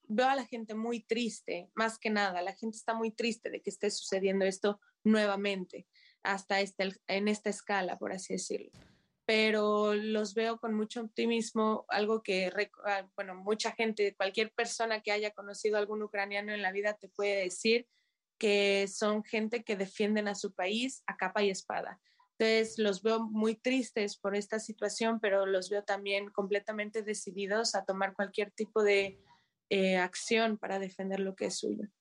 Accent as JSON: {"language": "Spanish", "country": "Mexico", "moved": "as an adult", "lives_now": "Kyiv, Ukraine", "said": "como mexicana, como foráneo"}